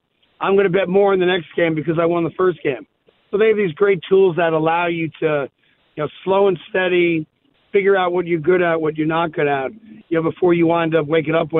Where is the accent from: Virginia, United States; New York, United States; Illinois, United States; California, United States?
New York, United States; I'm a Knicks fan, obviously I'm a New Yorker.